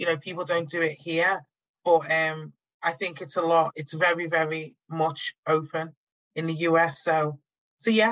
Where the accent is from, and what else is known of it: Liverpool, North West England, United Kingdom; born or raised there